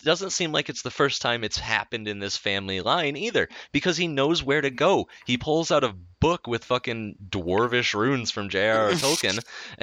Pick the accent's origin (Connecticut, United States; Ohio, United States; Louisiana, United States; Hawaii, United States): Hawaii, United States; I grew up in the Pacific in Hawaii